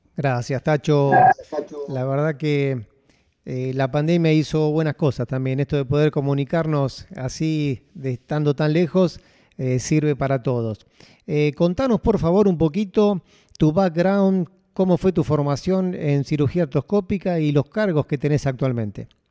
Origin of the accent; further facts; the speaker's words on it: Argentina; now in Abu Dhabi, United Arab Emirates; soy argentino y actualmente trabajo en el RIM Hospital de Abu Dhabi